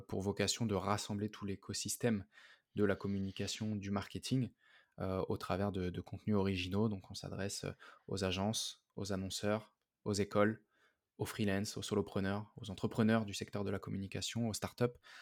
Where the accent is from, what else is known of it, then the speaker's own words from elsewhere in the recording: Paris suburbs, Île-de-France, France; je suis, de banlieue parisienne